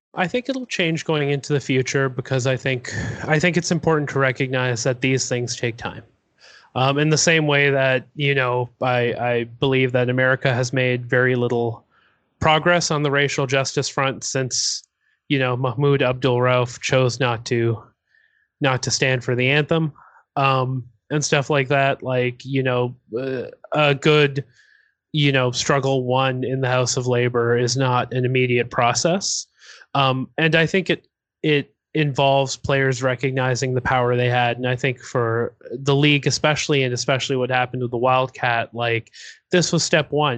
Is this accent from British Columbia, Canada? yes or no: no; Toronto, Ontario, Canada; I'm from Toronto